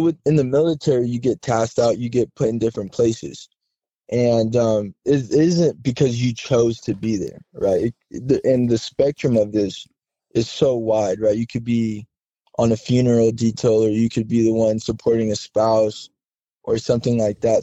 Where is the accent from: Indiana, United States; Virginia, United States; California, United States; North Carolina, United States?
California, United States; Southern; moved away as an adult; I grew up in Southern California